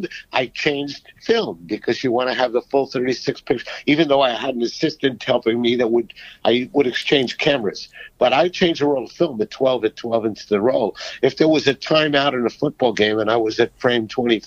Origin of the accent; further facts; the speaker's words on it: New York City, New York, United States; a Jewish kid growing up on the Lower East Side